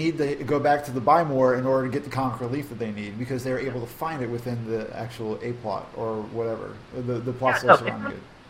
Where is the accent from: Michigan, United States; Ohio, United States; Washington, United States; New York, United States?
Ohio, United States; Lima; So, I'm from Lima, so I know that area really well.